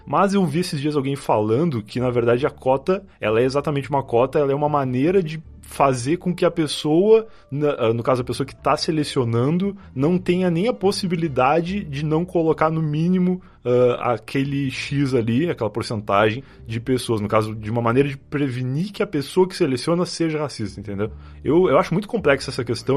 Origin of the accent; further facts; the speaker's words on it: Rio Grande do Sul, Brazil; moved away; eu sou gaúcho. Eu morei muito boa parte da minha vida muito mais próximo do, da capital uruguaia, lá de Montevidéu, do que de Porto Alegre